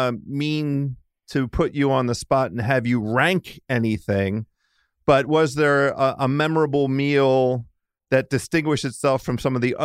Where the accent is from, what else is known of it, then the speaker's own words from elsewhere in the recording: Washington, District of Columbia, United States; she's a D.C. person, Washington, D.C. native. Yeah, one of my hometown homies.